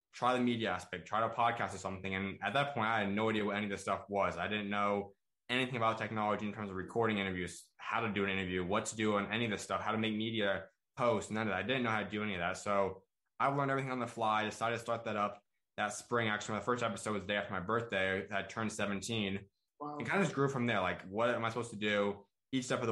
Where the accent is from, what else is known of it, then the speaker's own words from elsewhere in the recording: Arizona, United States; I'm from Arizona, grew up out here